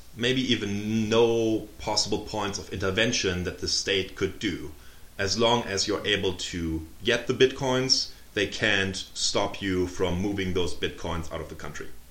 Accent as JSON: {"language": "English", "country": "Germany", "tie": "born or raised there", "also_born_or_lived": "Tampa, Florida / Munich", "second_language": "English", "moved": "as an adult", "lives_now": "United States", "said": "I'm uh, originally born and raised in Germany uh, until age 23, and then I moved to the US"}